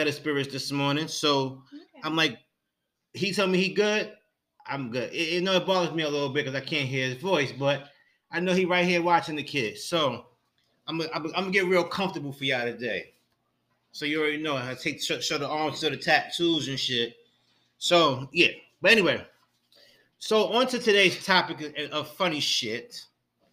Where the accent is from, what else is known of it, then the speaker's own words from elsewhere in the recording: New York, United States; I'm from New York